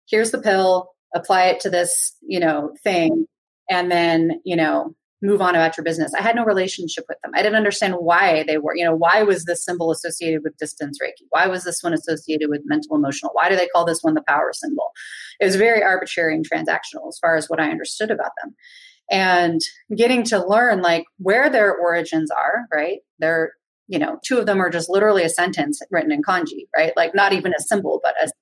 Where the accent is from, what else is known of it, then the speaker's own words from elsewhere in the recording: Berkeley, California, United States; I grew up in Berkeley, and like, my first community was like old school Berkeley hippies